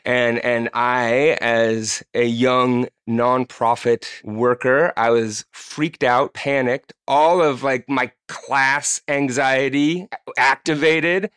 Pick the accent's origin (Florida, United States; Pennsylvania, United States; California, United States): California, United States; Bay Area; Growing up in California in the Bay Area